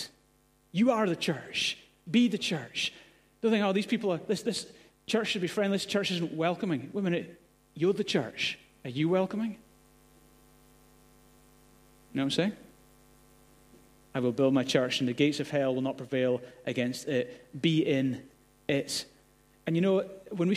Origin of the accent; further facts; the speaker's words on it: Glasgow, Scotland, United Kingdom; moved away; also born or lived in Gorey; I grew up in Glasgow